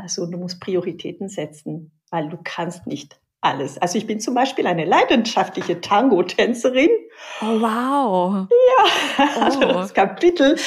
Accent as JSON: {"language": "German", "region": "Pyrenees", "country": "France", "second_language": "German", "moved": "yes", "lives_now": "Germany", "said": "Ich komme aus Südfrankreich, aus den Pyrenäen."}